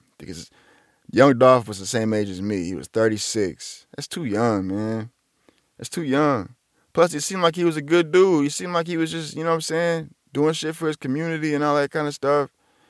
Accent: Atlanta, Georgia, United States; and I'm from Atlanta, right, I make it big.

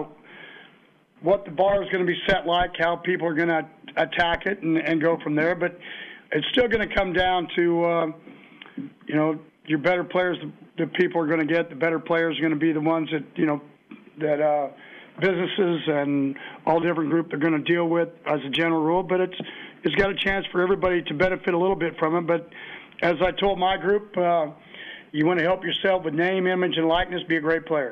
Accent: Kansas, United States; I grew up in Kansas

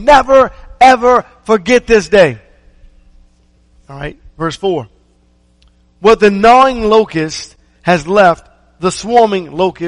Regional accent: Maryland, United States; I remember growing up in Maryland

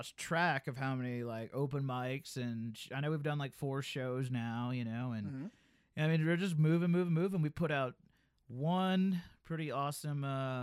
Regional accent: Alabama, United States; also born or lived in Guam; now in Steamboat Springs, United States; I'm from Alabama

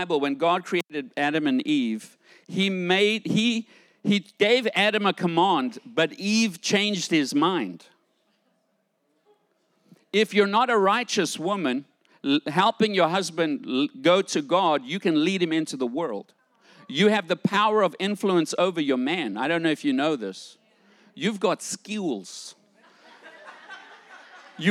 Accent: South Africa; I grew up in South Africa during the time of segregation and apartheid

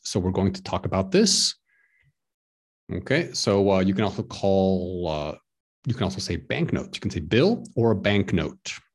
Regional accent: Texas, United States; now in Prague, Czech Republic; I'm from the United States of America. I'm from Texas

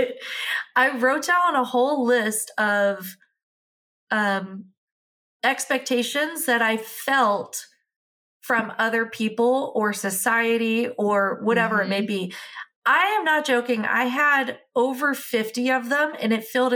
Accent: United States; I'm American

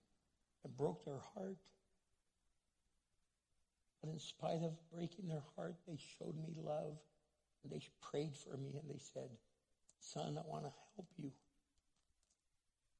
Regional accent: United States; English is a second language; I'm first generation American

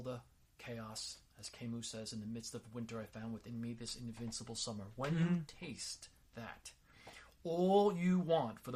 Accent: Long Island, New York, United States; I'm some jackass from Long Island

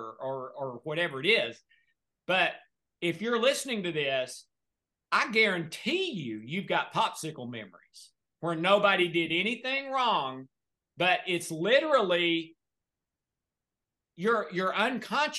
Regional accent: the South, United States; I'm from the South.

